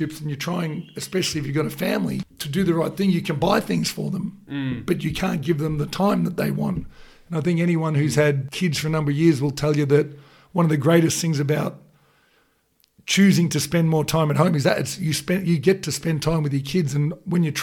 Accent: Australia; as Aussies, that's what we are

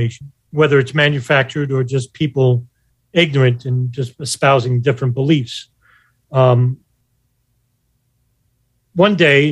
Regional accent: New York, United States; I was from New York

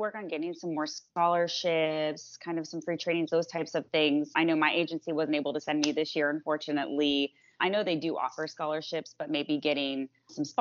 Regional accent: Bradenton, Florida, United States; I'm from Bradenton, Florida, where I still live

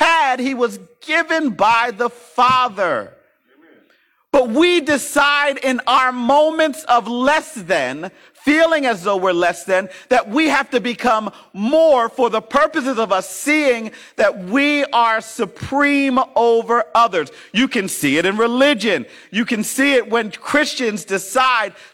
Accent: Philadelphia, Pennsylvania, United States; I came from West Philly.

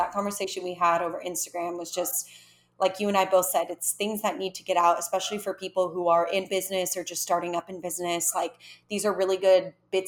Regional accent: California, United States; moved away as an adult; now in Mexico; I am originally from California and currently living in Mexico for now

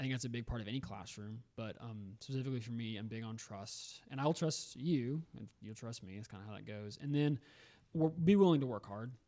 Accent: Augusta, Georgia, United States; also born or lived in Memphis; now in Greenville, United States; I'm from Augusta, Georgia originally

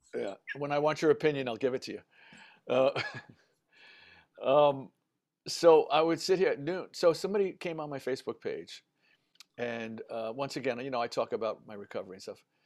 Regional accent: New York City, New York, United States; I grew up in the Bronx.

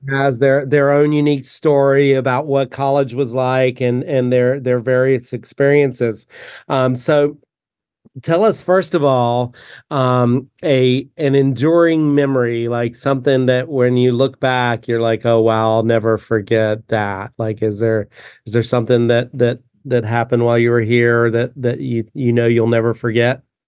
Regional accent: United States; moved away; I grew up only about three hours south of there

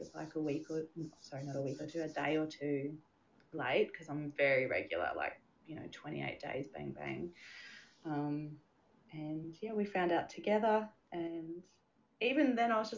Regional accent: Hobart, Tasmania, Australia; now in Adelaide, Australia; We are from Hobart, but we now live in Adelaide.

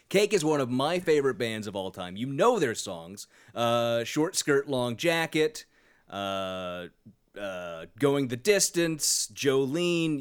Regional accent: Sacramento, California, United States; I'm from Sacramento

